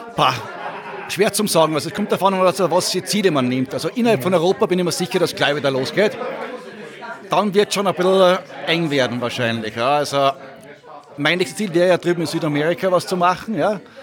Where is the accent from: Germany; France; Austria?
Austria; Salzburg; Ich bin aus Salzburg